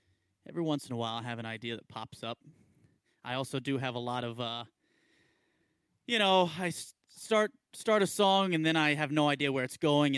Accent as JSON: {"language": "English", "town": "Tucson", "region": "Arizona", "country": "United States", "tie": "born or raised there", "also_born_or_lived": "Columbus, Mississippi"}